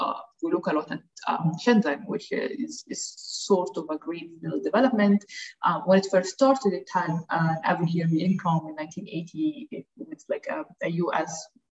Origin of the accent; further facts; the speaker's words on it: Alexandria, Alexandria Governorate, Egypt; I'm originally from Alexandria, Egypt